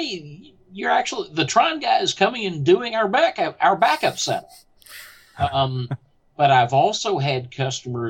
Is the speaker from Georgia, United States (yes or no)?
no; Houston, Texas, United States; I am from Houston, Texas, and my voice reflects that very thoroughly.